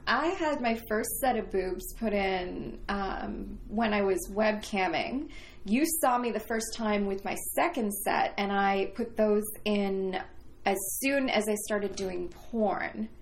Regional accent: Canada; moved away as an adult; also born or lived in Toronto; now in Los Angeles, United States; I was one of your neighbors to the north.

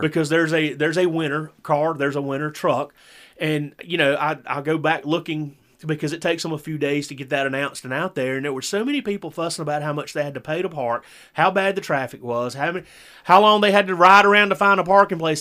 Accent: the South, United States; born and raised in the South

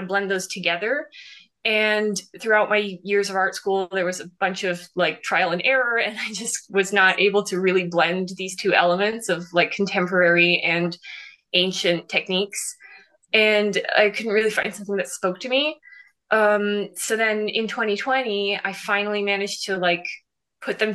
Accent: Florence, Tuscany, Italy; I was born and raised in Florence in Italy

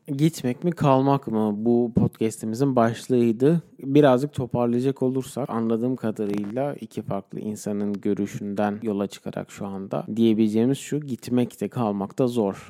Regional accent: Turkey; first language Turkish; moved away as an adult; Türkler olarak biz Türkiye'de de çok toplum olarak yaşamaya alışmış bir insanlarız

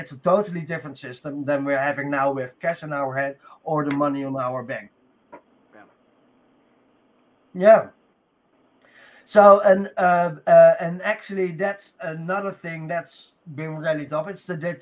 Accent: Netherlands; I'm from Holland

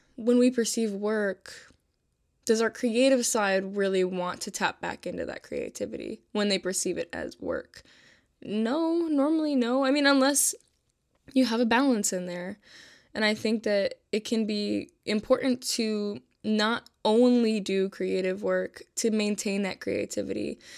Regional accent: Buffalo, New York, United States; I'm from Buffalo, New York

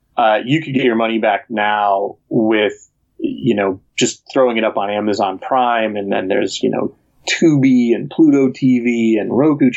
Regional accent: Chicago, Illinois, United States; I grew up in Chicago

